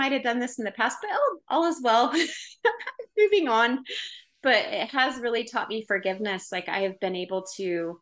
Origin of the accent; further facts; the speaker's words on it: Oregon, United States; now in Utah, United States; I'm from Oregon, but like hippie, which, you know, where I grew up, people were more hippie